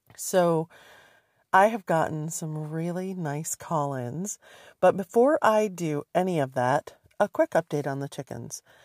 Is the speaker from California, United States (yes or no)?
no; Michigan, United States; moved away; when I was growing up in Michigan